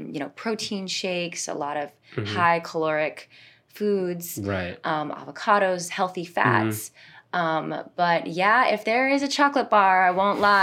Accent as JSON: {"language": "English", "town": "Bonifay", "region": "Florida", "country": "United States", "tie": "born or raised there", "also_born_or_lived": "Tampa, Florida / Venezuela", "moved": "as an adult", "lives_now": "Orlando, United States", "said": "I am from Bonifay, Florida."}